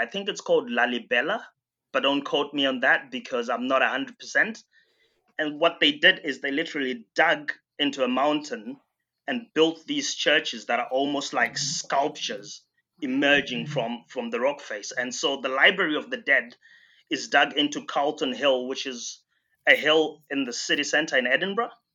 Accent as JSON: {"language": "English", "town": "Bindura", "region": "Mashonaland Central", "country": "Zimbabwe", "tie": "born or raised there", "said": "my hometown, uh, Bindura in Zimbabwe"}